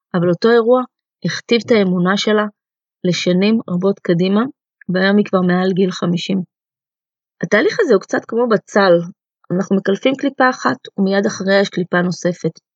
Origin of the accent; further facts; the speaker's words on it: Israel; first language Russian; also born or lived in Soviet Union; עליתי לארץ אה, בגיל חצי שנה עם ההורים שלי מברית המועצות לשעבר, ומן הסתם השפה שדיברו בבית הייתה רוסית